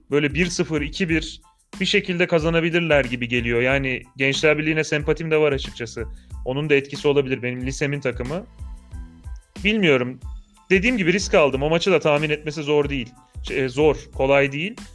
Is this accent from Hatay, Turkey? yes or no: no; Malatya, Turkey; Malatya'dan tanıdıklar yok da takip ediyorum düzenli olarak memleketimin takımı diye.